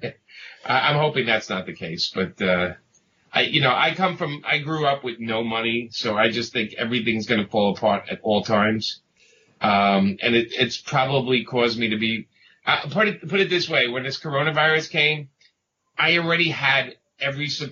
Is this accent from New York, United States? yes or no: yes; New York City, New York, United States; if you can't tell by the accent, I grew up in Brooklyn